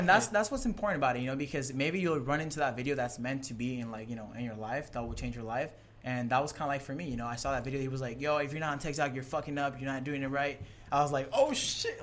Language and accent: English; San Diego, California, United States; also born or lived in Tijuana, Mexico; I grew up in San Diego, and I lived in um, Tijuana, Mexico